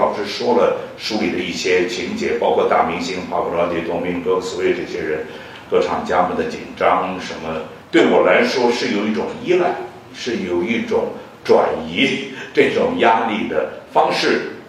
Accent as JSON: {"language": "Chinese", "country": "China", "moved": "yes", "said": "我们中国人在西方的舞台上肯定不容易嘛，因为我是四十年以前出国的，而且是从上海走的。"}